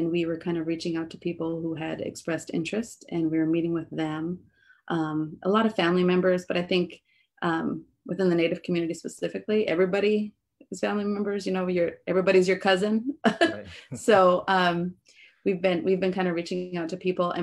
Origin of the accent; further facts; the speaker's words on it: Turtle Mountain Indian Reservation, North Dakota, United States; moved away as an adult; also born or lived in Kansas / Minneapolis, Minnesota; I grew up here on the Indian reservation, graduated high school and even went to the community college.